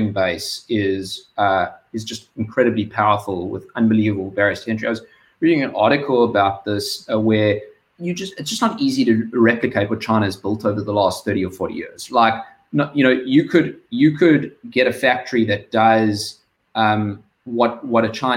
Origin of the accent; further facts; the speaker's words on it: South Africa; you can hear I'm South African